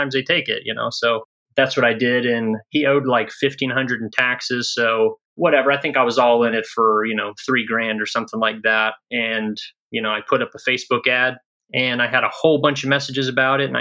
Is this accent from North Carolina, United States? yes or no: yes; North Carolina, United States; moved away as an adult; now in Fort Wayne, United States; I live here in Fort Wayne, Indiana, but I'm from North Carolina. That's where I was born and raised.